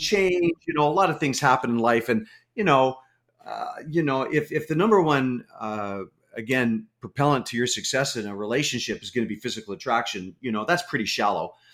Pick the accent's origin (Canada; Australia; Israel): Canada; I'm a Canadian. Uh, lived in Canada my whole life.